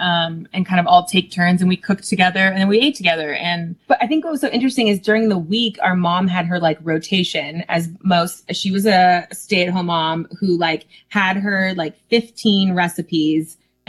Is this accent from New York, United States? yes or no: no; California, United States; growing up in California where it's 70 degrees year round